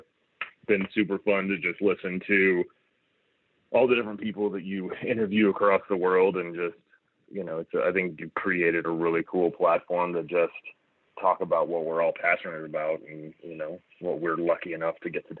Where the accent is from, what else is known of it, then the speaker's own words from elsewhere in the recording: Oklahoma, United States; I'm from Oklahoma originally